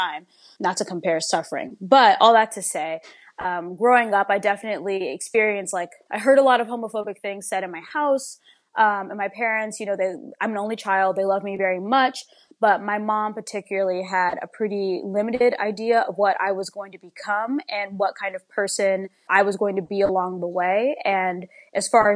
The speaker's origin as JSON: {"language": "English", "town": "Alexandria", "region": "Virginia", "country": "United States", "tie": "born or raised there", "said": "I grew up in the Washington, D.C. metropolitan area, specifically in Alexandria, Virginia"}